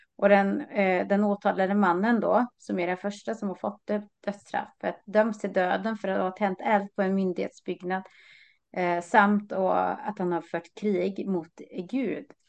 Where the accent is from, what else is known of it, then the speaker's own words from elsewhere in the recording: Lysekil, Västra Götaland, Sweden; moved away as an adult; also born or lived in Uddevalla; now in Sotenäs, Sweden; Jag har ju bott där nästan hela livet